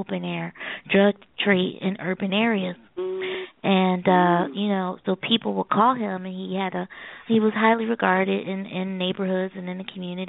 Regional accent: Philadelphia, Pennsylvania, United States; also born or lived in Maryland; I moved from Maryland. And I moved back home to Philadelphia

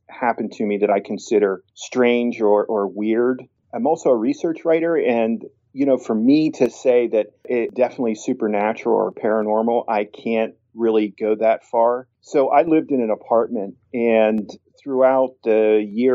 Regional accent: Tyrone, Pennsylvania, United States; my hometown of Tyrone, Pennsylvania

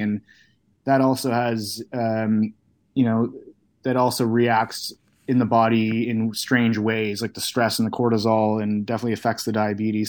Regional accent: Canada; being a kid from Canada

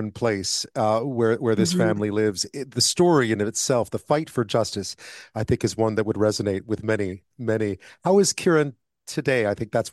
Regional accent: Canada; as a Canadian

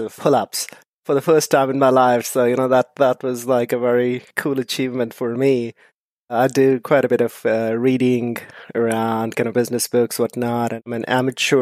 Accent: India; moved away as an adult; now in United States; I'm from India originally

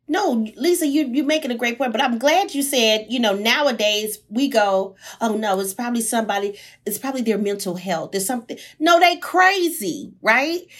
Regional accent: Houston, Texas, United States; I'm from the hood, I'm from Sunnyside.

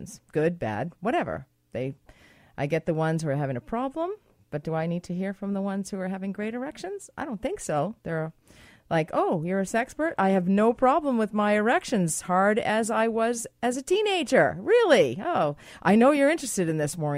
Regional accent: Boston, Massachusetts, United States; I'm from Boston

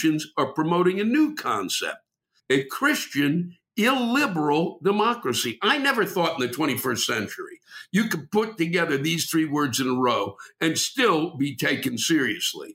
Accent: Maryland, United States; I'm from Maryland

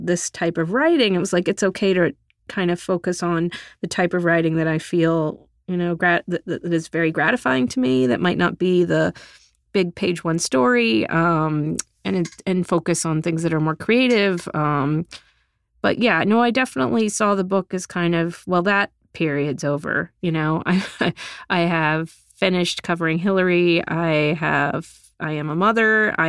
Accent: Texas, United States; moved away as an adult; now in New York, United States; chapters about how I grew up in Texas and moved to New York with no job and no apartment and a stack of clips.

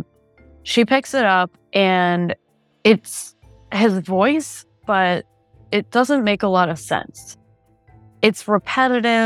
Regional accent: South Florida, United States; moved away; I'm from South Florida and I go back there frequently

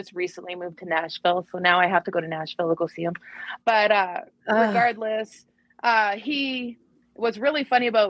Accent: Canada; also born or lived in Edmonton, Alberta; I am very Canadian

